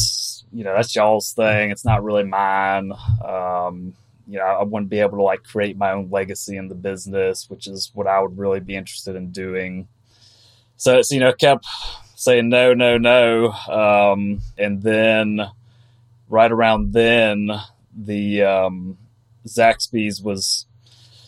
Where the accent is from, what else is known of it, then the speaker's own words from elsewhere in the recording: Athens, Georgia, United States; now in Raleigh, United States; I'm from Georgia originally, from Athens, Georgia. Live in Raleigh, North Carolina now